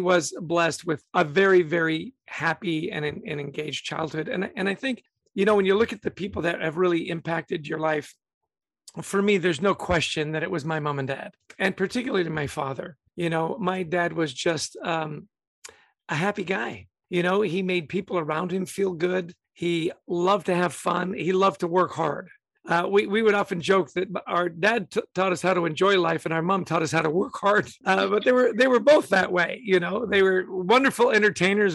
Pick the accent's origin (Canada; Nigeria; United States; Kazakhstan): Canada; Vancouver, British Columbia; also born or lived in Edmonton, Alberta; I grew up in Canada. I was born in Edmonton, Alberta, really grew up in Vancouver, British Columbia